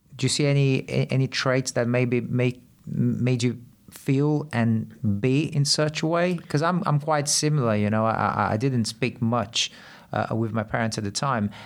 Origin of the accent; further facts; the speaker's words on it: Brazil; moved away; I grew up in Brazil and, uh, very, very poor areas, like, uh, way poorer than here.